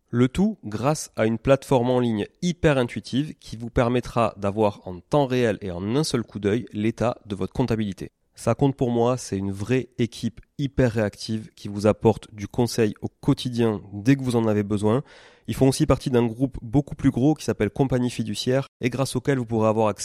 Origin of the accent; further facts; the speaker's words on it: Toulouse, Occitania, France; je suis toulousain